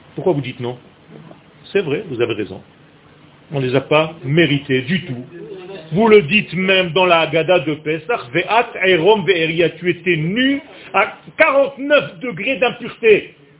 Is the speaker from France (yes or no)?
no; Beersheba, Southern District, Israel; je suis né à Bercheva